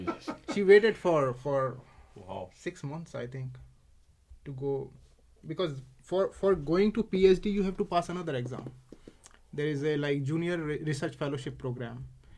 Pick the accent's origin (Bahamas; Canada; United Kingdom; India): India; accent: Indian; English is a second language; moved away as an adult; I knew English. I could communicate in my typical Indian accent